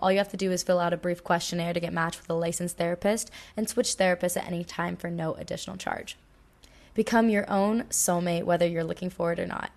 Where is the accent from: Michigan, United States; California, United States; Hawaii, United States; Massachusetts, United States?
Hawaii, United States; Maui; moved away; also born or lived in Los Angeles / Australia; I feel like Maui's my hometown.